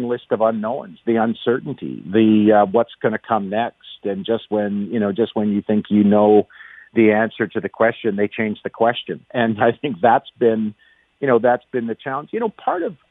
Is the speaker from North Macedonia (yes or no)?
no; Canada; being Canadian